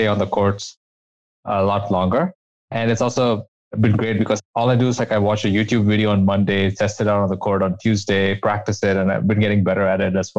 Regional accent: India; moved away as an adult; now in United States; I came to the US from India where I did my undergraduate degree

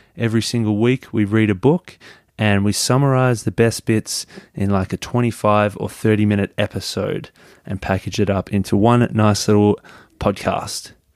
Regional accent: Melbourne, Victoria, Australia; I'm from Melbourne in Australia

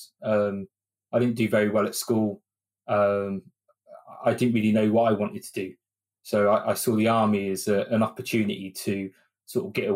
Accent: Oxford, South East England, United Kingdom; moved away as an adult; now in Milton Keynes, United Kingdom; I'm not originally from here. I'm originally from Oxford.

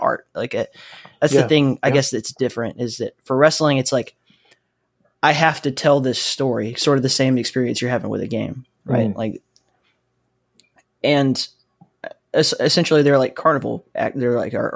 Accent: Alabama, United States; I grew up in the Southeast, and it is not a thing there.

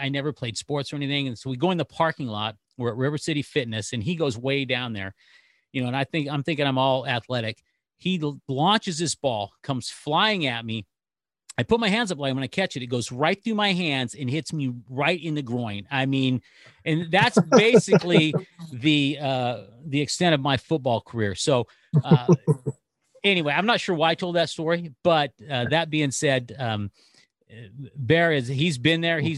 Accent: Northern California, United States; moved away; I'm from Northern California.

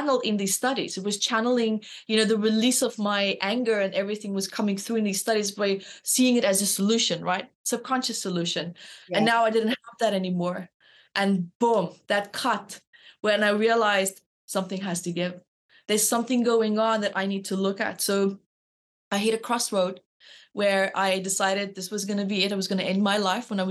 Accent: Namibia; moved away; also born or lived in South Africa; So I'm from South Africa and grew up in Namibia, but moved back to South Africa

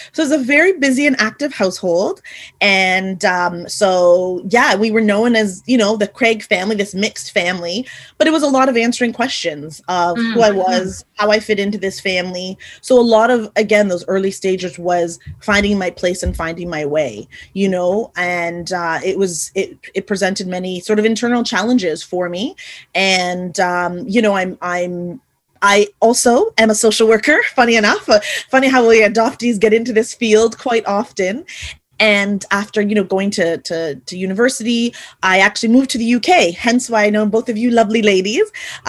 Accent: Montreal, Quebec, Canada; also born or lived in Haiti; I was born in Haiti in the Caribbean. And I was born in the 70s, so just a few years after Chris, and brought over to Canada, where I am now residing, hence my accent, and was adopted by my family into Montreal.

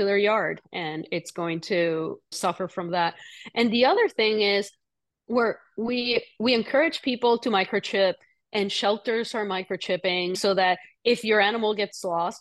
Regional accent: Puerto Rico; moved away; I grew up in Puerto Rico.

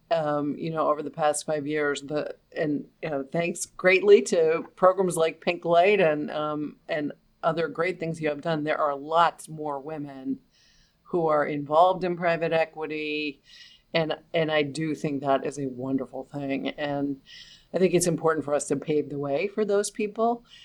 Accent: New York City, New York, United States; I grew up in New York City

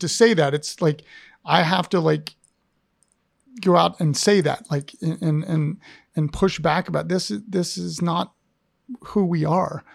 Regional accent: Ohio, United States; now in Richmond, United States; I grew up in Ohio

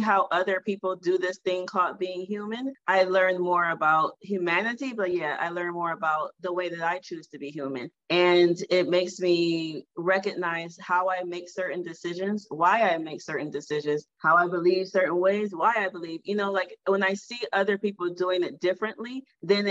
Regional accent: Detroit, Michigan, United States; moved away as an adult; also born or lived in Washington, D.C. / Egypt / Sierra Leone; I grew up in Detroit, Michigan, and Detroit is a predominantly all Black city

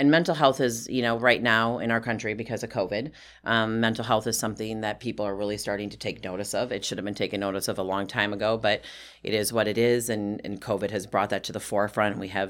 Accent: Wisconsin, United States; I'm from Wisconsin. We're like nice girls in Wisconsin, you know?

